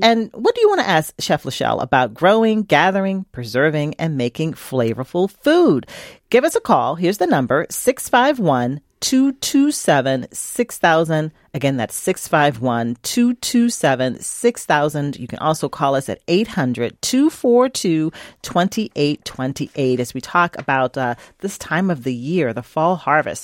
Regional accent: Virginia, United States; the farm where I grew up in Virginia

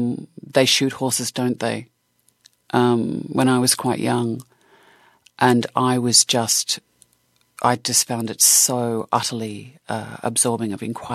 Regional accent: Australia; I mean, you think about the Australian film industry in the 70s and 80s, and my God, was it dynamic.

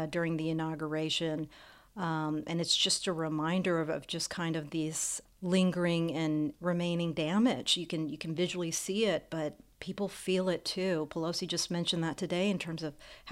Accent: the South, United States; growing up in this country, I grew up in the South

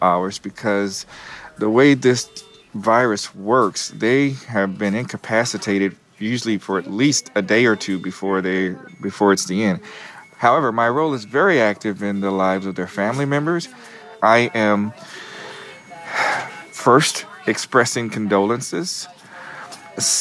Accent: Kansas City, United States; moved away as an adult; now in New York, United States; I'm not originally from New York. I'm from Kansas City. I've been in New York for 16 years

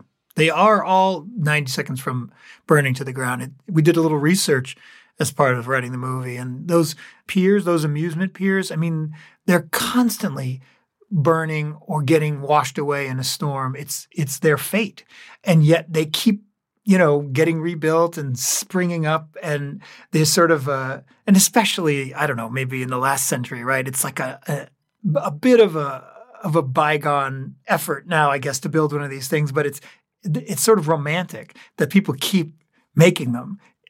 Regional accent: New England, United States; I grew up in towns in New England that had little amusement parks.

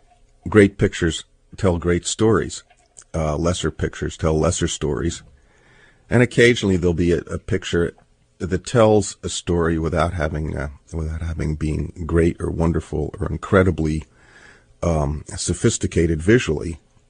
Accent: New Jersey, United States; I grew up in New Jersey, which has usually brown water lapping at its shores, and occasionally in September when the west wind blows, it turns green.

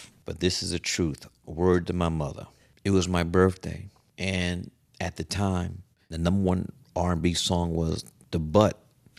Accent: New York City, New York, United States; I said, I'm from Fort Greene.

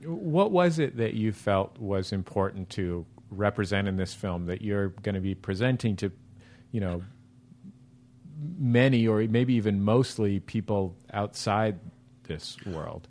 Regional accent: San Francisco, California, United States; now in Los Angeles, United States; I was born and raised in San Francisco

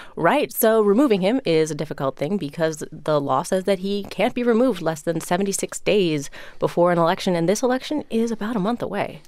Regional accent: Chicago, Illinois, United States; moved away; I am from Chicago

